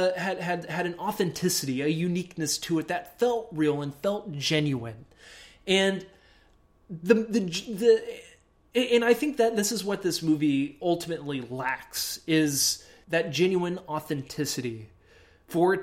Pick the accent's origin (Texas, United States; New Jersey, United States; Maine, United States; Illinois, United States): Texas, United States; Houston; I was from Houston